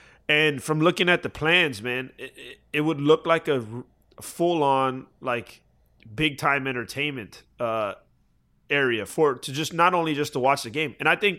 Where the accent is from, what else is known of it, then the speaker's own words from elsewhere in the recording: Florida, United States; Yeah, and listen, I'm a Florida boy, right? Like, I grew up in Florida.